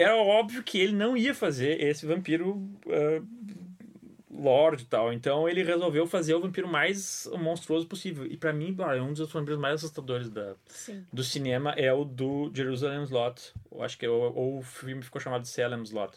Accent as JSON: {"language": "Portuguese", "town": "Bagé", "region": "Rio Grande do Sul", "country": "Brazil", "said": "eu sou de Bagé. Eu cresci com medo de lobisomem"}